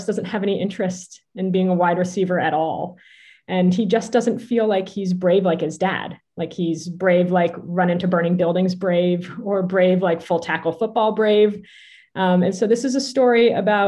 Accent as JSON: {"language": "English", "region": "Vermont", "country": "United States", "tie": "born or raised there", "also_born_or_lived": "New York City", "moved": "as an adult", "said": "I was born and raised in Vermont"}